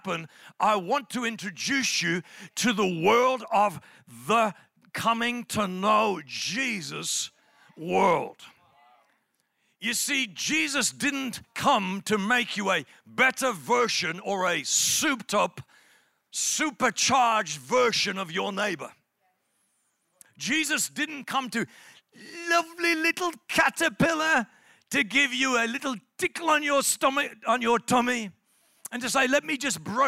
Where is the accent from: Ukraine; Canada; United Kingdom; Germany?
United Kingdom; England; I'm from England